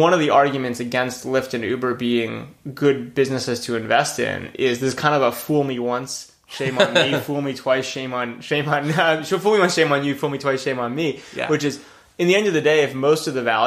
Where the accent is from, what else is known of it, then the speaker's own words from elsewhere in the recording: United States; I grew up right outside of New York City